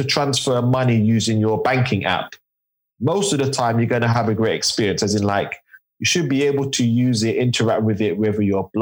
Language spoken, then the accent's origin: English; London, United Kingdom; I'm from East London, Tower Hamlets, born and raised.